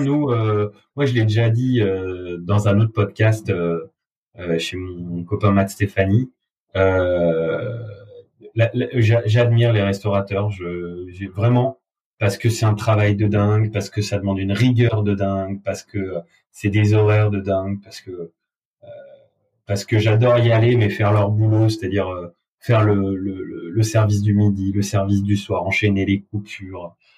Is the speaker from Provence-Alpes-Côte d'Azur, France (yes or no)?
yes; Avignon, Provence-Alpes-Côte d'Azur, France; moved away as an adult; now in Paris, France; Je viens d'Avignon, j'ai fait toutes mes études à Avignon, ma famille est basée à Avignon